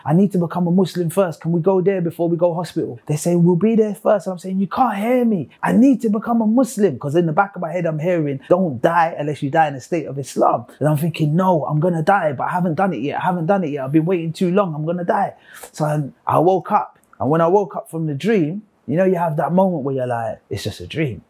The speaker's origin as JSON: {"language": "English", "region": "London", "country": "United Kingdom", "tie": "born or raised there", "said": "I was born and raised in London, the United Kingdom, and I was raised as a Christian. Spent most of my childhood in South London on a council estate"}